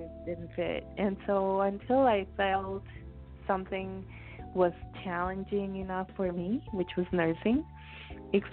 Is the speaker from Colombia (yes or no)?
yes; Bogota, Colombia; now in United States; I came to the United States. I'm originally from South America, Colombia, Bogota, to be more specific